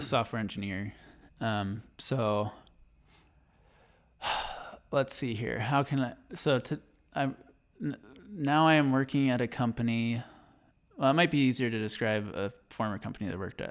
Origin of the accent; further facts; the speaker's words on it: Berrien Center, Michigan, United States; moved away as an adult; now in Idaho, United States; I was born in Berrien Center, Michigan, which is right by Berrien Springs, Michigan. Um, and I basically grew up till about nine or ten on the Andrews University campus